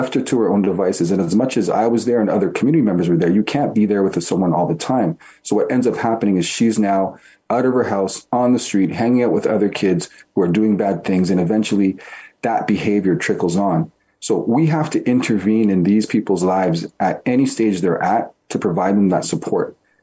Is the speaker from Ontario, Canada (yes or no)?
yes; Toronto, Ontario, Canada; I was born and raised in Toronto